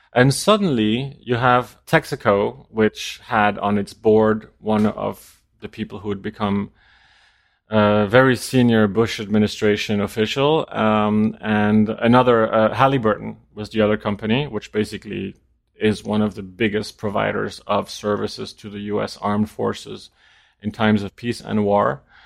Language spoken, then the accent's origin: English; Denmark; moved away; also born or lived in New York; I'm from Denmark